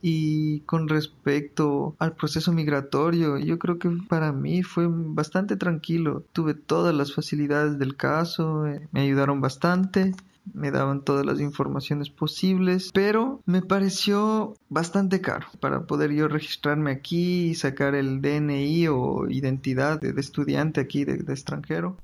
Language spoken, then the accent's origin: Spanish; Quito, Pichincha, Ecuador; moved away as an adult; now in Santa Maria, Brazil; soy ecuatoriano, nací en la capital de Ecuador, Quito